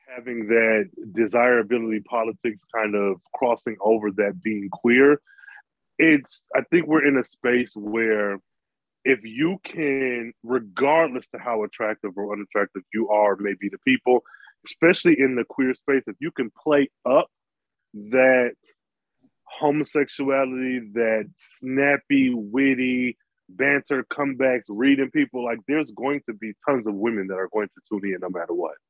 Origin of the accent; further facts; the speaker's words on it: United States; being American